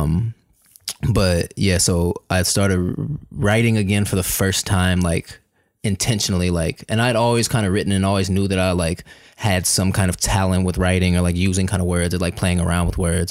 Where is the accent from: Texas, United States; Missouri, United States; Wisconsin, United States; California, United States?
Missouri, United States; Kansas City; moved away as an adult; also born or lived in Chicago; I was born and raised in Kansas City, Missouri